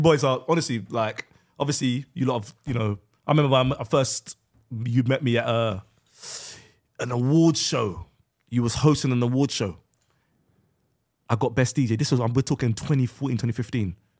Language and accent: English; West Midlands, United Kingdom; I grew up in West Midlands.